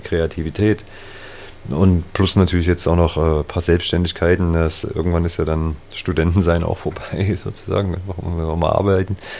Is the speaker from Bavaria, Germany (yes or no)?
no; Zwickau, Saxony, Germany; now in Leipzig, Germany; ich fühle mich hier auf jeden Fall zu Hause in Leipzig jetzt, bin ja auch schon ewig hier. Zwickau ist trotzdem meine Heimat